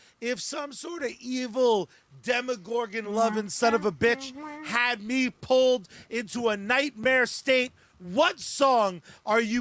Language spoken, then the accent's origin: English; United States; I'm an American